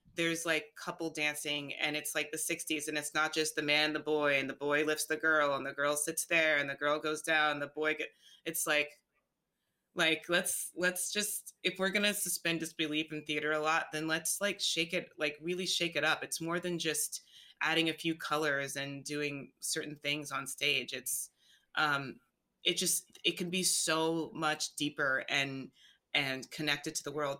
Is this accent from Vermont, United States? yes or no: no; Alabama, United States; moved away; also born or lived in New York City / Los Angeles; I'm from Alabama